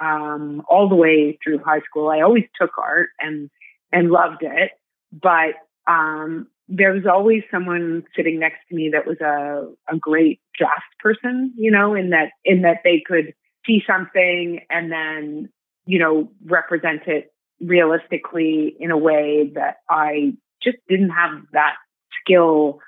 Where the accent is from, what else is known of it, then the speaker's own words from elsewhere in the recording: Toronto, Ontario, Canada; I'm from Toronto, Canada.